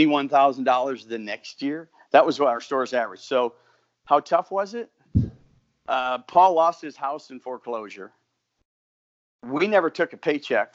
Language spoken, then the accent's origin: English; South Dakota, United States; moved away as an adult; also born or lived in New York City; now in Houston, United States; I'm from South Dakota, so just imagine my life at this time in New York City. There was more people living in the building that I was in than the town I grew up in.